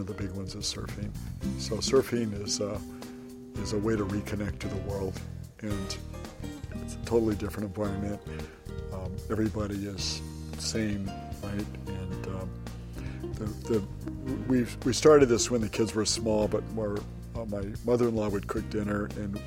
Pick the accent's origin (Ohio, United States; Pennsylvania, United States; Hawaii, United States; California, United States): Hawaii, United States; we're from Hawaii.